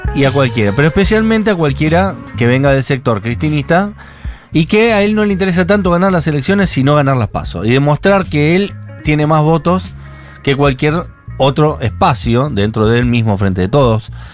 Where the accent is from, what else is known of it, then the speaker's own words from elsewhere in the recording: Buenos Aires, Argentina; somos porteños céntricos